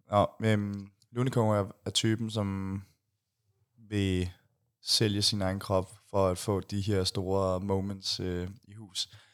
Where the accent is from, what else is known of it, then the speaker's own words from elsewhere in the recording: Denmark; jeg var fra Danmark